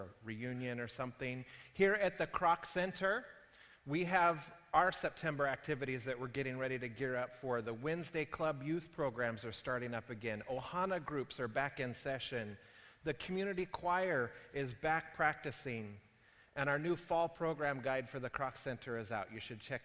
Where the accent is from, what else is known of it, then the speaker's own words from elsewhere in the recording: Prescott, Arizona, United States; my hometown of Prescott, Arizona